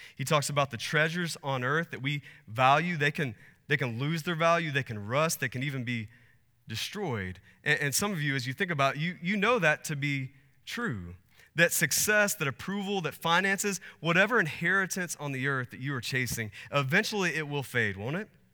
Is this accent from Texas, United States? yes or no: yes; Texas, United States; now in Arizona, United States; I grew up in Texas